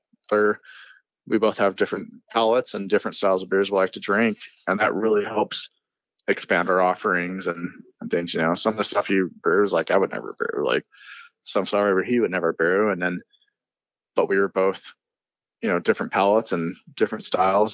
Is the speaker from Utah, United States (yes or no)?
yes; Salt Lake City, Utah, United States; I'm a Sugar House Utah kid. I grew up here in Utah.